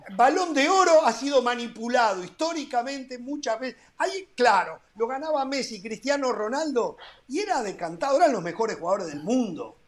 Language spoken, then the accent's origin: Spanish; Uruguay; en mi país